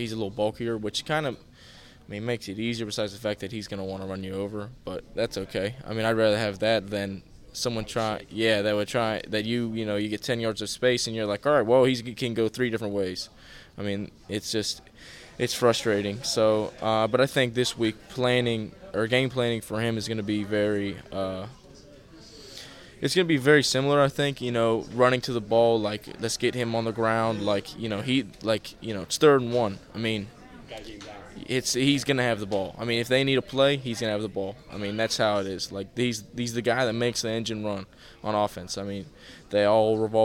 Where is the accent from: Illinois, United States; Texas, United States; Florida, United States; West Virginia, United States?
West Virginia, United States; Morgantown; I'm from Morgantown